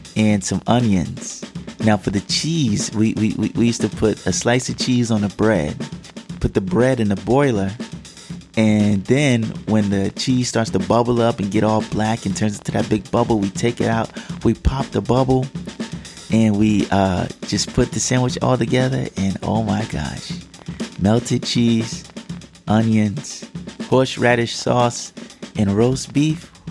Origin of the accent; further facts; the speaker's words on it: Georgia, United States; we grew up in Georgia